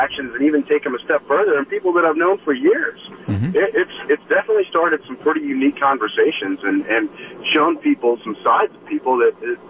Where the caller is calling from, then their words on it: Wisconsin, United States; I live in the Midwest, obviously. I'm calling from Wisconsin.